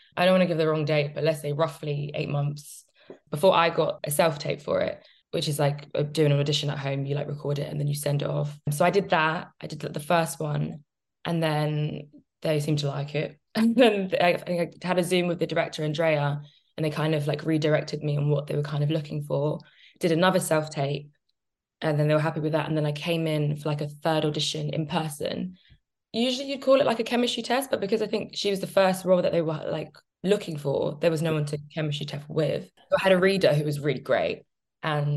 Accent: Jamaica; I'm Jamaican

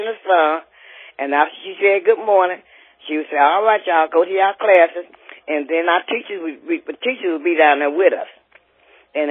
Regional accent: Millvale, Ohio, United States; we came from Millvale to Bloom, to Hughes

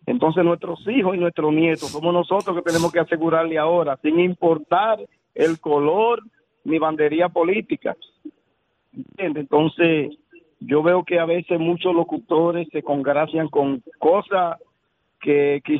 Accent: Dominican Republic; Que nosotros somos todos dominicanos.

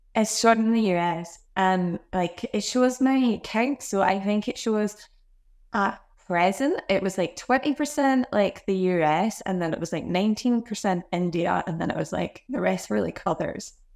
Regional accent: Glasgow, Scotland, United Kingdom; now in Australia; I grew up, um, I grew up in Scotland, Glasgow

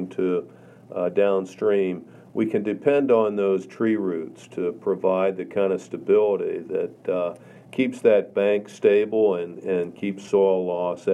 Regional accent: Carlisle, Pennsylvania, United States; my hometown of Carlisle

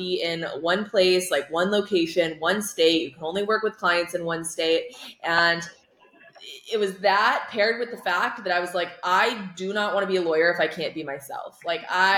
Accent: Iowa, United States; I'm originally from Iowa

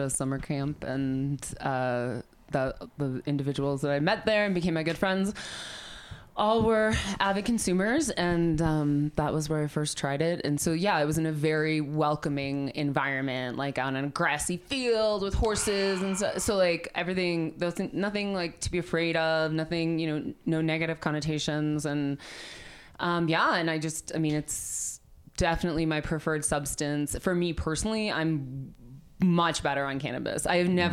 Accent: Milwaukee, Wisconsin, United States; now in Denver, United States; was born and raised in Milwaukee, Wisconsin, where everything smells like hops.

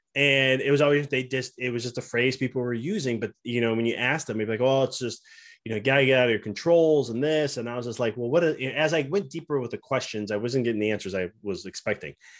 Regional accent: Chicago, Illinois, United States; moved away as an adult; now in Knoxville, United States; We're from Chicago originally, and we moved to Knoxville, Tennessee.

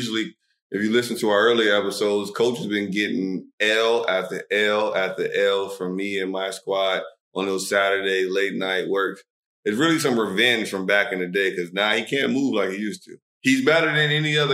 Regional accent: Alexandria, Virginia, United States; moved away as an adult; now in Dubai, United Arab Emirates; I'm from Alexandria, Virginia

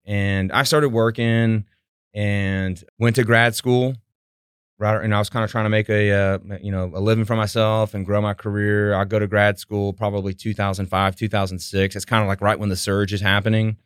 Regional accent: Houston, Texas, United States; also born or lived in Abilene, Texas; So I grew up in Southwest Houston, in Sta-, the Stafford Sugarland area

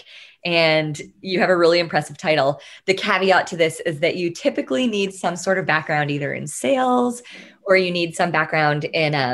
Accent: Tyler, Texas, United States; I grew up in Tyler, Texas

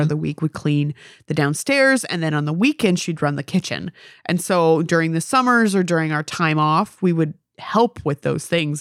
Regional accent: United States; I'm an American

